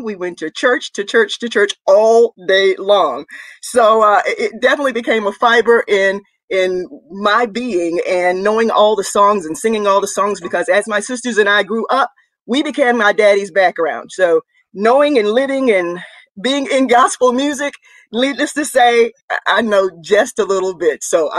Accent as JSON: {"language": "English", "town": "Rougemont", "region": "North Carolina", "country": "United States", "said": "I'm from Rougemont, North Carolina, Durham County, so to speak."}